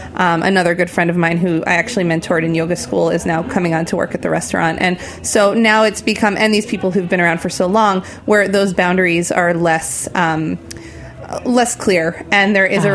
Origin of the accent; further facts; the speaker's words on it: New Jersey, United States; moved away as an adult; now in New York, United States; I'm a tri state area person, so I grew up in New Jersey